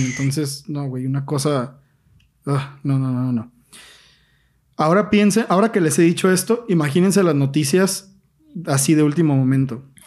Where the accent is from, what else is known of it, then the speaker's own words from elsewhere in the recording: Mexico; yo soy mexicano, güey, a toda honra